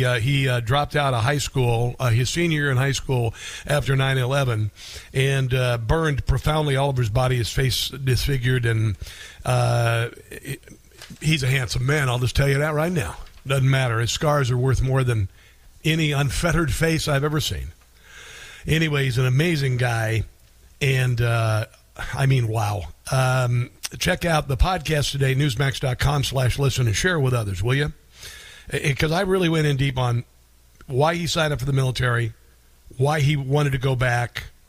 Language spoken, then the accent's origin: English; Iowa, United States; Iowa basketball, thank you very much, my home state